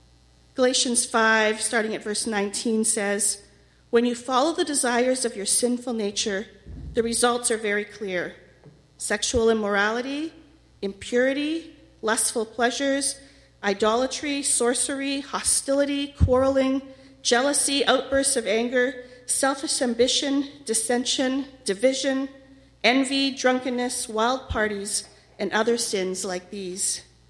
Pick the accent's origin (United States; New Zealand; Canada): Canada; Winnipeg, Manitoba; When I was in grade 4, my parents were appointed as pastors to the alcohol treatment center here in Winnipeg.